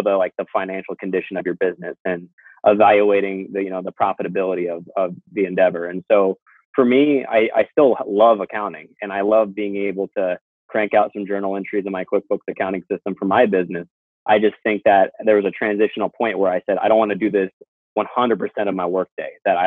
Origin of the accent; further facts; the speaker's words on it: Joyce, Washington, United States; also born or lived in Seattle, Washington; my hometown, Joyce, Washington, which is west of Port Angeles, where I grew up